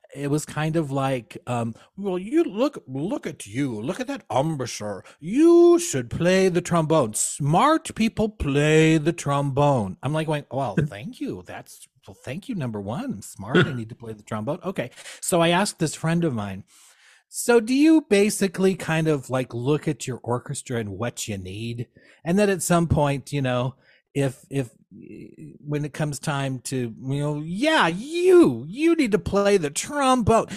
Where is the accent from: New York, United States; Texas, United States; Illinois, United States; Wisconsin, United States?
Illinois, United States; small town outside Springfield, central; I grew up here in central Illinois. Um, small town, you know, um, outside Springfield, which is our capital